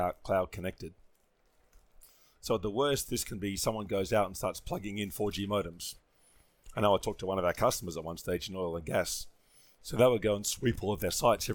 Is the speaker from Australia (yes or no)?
yes; Australia; I grew up in Australia